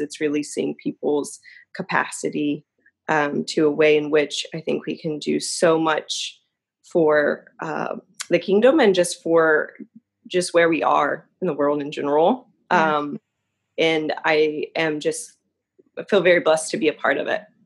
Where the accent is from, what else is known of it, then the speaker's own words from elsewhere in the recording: Newport News, Virginia, United States; now in Yorktown, United States; I was born and raised in Newport News. I actually live in Yorktown, Virginia, currently.